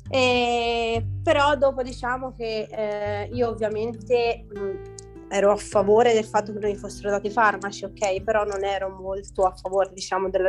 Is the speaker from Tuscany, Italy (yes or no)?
yes; Tuscany, Italy; eh, vengo dalla Toscana ho 28 anni e 4 figli.